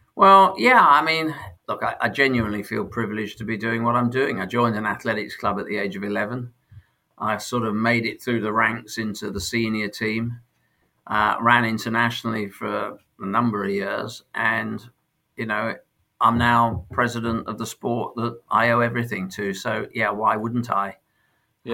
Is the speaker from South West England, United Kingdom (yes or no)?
no; Sheffield, Yorkshire and the Humber, United Kingdom; born or raised there; also born or lived in London